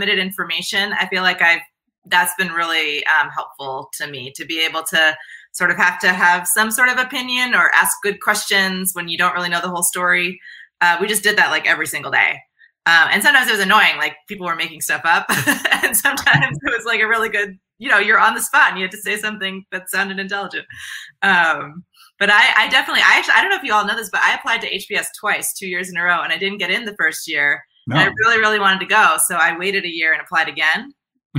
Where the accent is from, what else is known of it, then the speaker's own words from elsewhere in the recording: Boston, Massachusetts, United States; moved away as an adult; also born or lived in South Texas; I'm from Boston